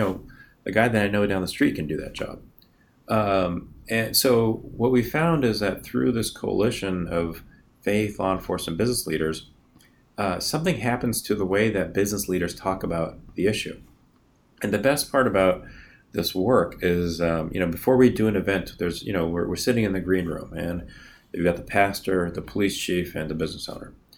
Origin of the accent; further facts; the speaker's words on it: Northern California, United States; moved away as an adult; also born or lived in Boston; I was born and raised in California.